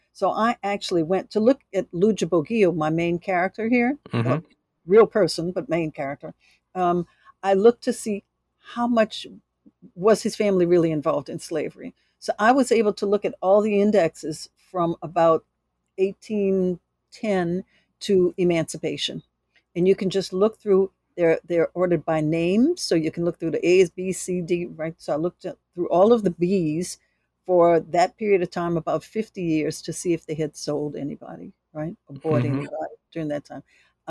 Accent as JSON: {"language": "English", "town": "New Orleans", "region": "Louisiana", "country": "United States", "said": "I mean, and I'm from New Orleans"}